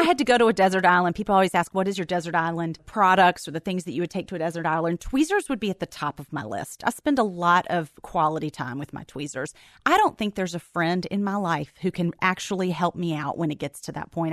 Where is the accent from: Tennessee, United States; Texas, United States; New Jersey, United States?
Tennessee, United States; Memphis; born or raised there; moved away as an adult